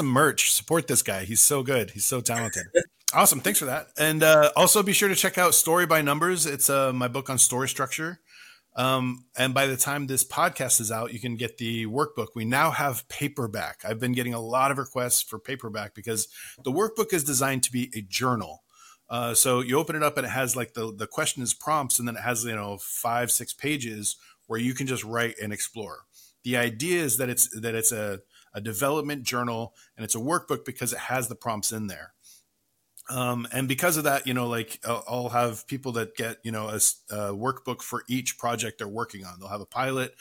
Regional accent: United States; I'm an American. We say Cahill here.

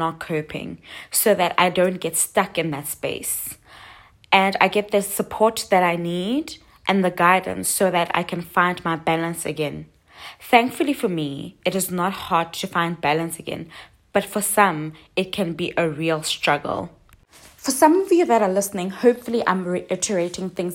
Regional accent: South Africa; So I'm South African

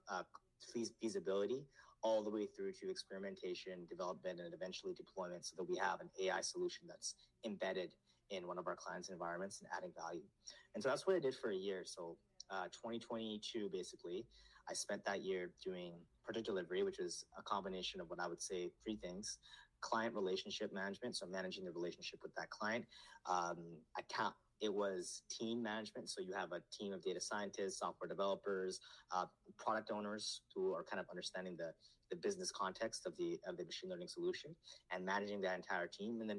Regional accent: Nepal; born there; I was born in Nepal, but I was, raised here, so I grew up very comfortable with.

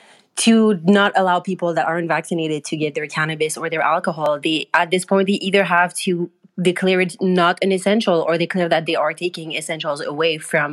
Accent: Montreal, Quebec, Canada; as you can tell from the last name, I am French Canadian. I am Quebecoise. I am from Montreal.

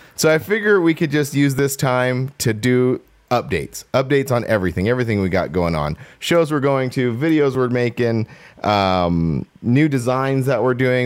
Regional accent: Southern California, United States; I'm from SoCal, like, but I'm still from the desert

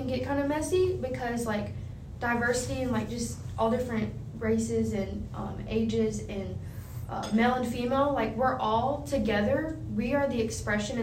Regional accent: the South, United States; now in Florida, United States; I'm from the South

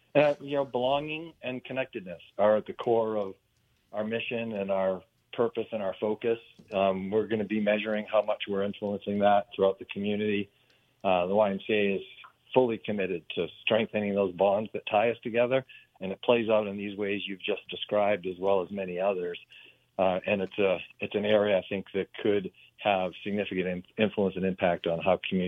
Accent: Maine, United States; but I did most of it in Maine.

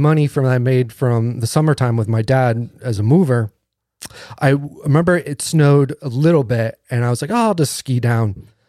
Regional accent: East Coast, United States; Because we grew up in like in the East Coast, and like there is woods, but it's overgrown

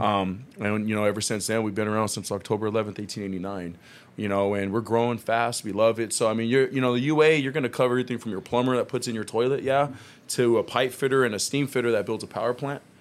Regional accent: Long Beach, California, United States; moved away as an adult; also born or lived in Carson, California; now in Vista, United States; I'm originally from Long Beach, California, so I'm actually not from San Diego

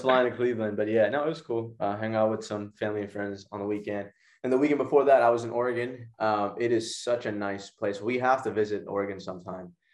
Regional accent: Pakistan; my home country of Pakistan

